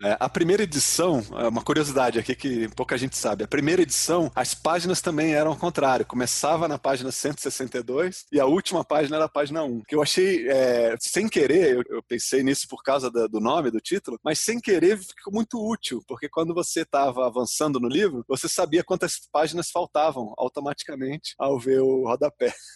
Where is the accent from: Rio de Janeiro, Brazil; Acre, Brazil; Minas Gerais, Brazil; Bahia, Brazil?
Rio de Janeiro, Brazil; eu sou carioca